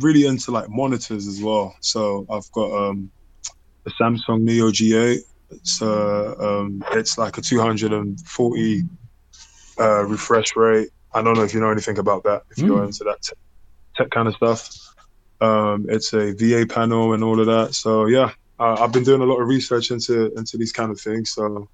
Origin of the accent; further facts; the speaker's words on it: London, United Kingdom; moved away as an adult; where I grew up in Hackney